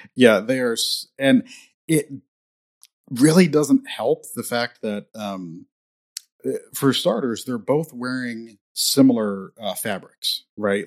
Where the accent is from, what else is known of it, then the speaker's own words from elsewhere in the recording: Indiana, United States; I grew up in Indiana